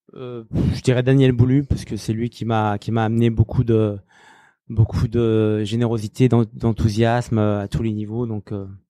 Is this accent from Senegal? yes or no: no; Saint-Étienne, Auvergne-Rhône-Alpes, France; moved away; also born or lived in Lyon / Paris / New York; je suis stéphanois